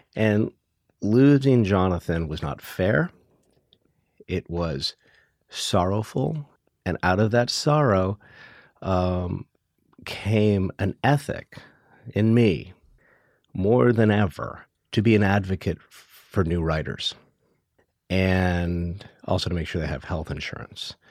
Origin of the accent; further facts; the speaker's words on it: Hawaii, United States; I was born and raised in Hawaii